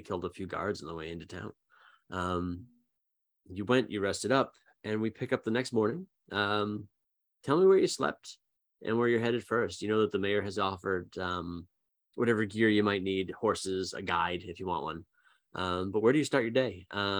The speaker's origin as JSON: {"language": "English", "town": "Boston", "region": "Massachusetts", "country": "United States", "said": "my Boston townie life"}